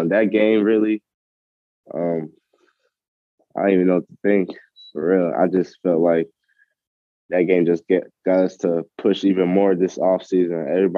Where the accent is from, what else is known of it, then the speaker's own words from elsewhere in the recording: Atlanta, Georgia, United States; also born or lived in Long Island, New York; Yeah, I was born in Long Island, New York. You know, I stayed there for a couple of years, and my parents decided to move to Atlanta because, you know, get a better job and whatnot.